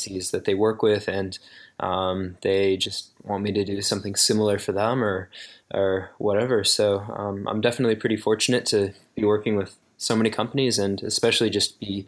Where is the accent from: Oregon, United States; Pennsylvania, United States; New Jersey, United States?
Oregon, United States; I grew up in Oregon, and it's really, really beautiful here